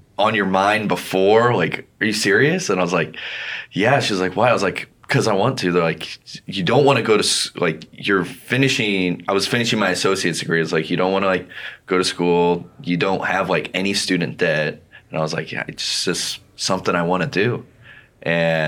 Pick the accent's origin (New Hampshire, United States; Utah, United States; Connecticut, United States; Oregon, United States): Oregon, United States; Albany; I'm from Albany, Oregon, and I played sports a lot as a kid.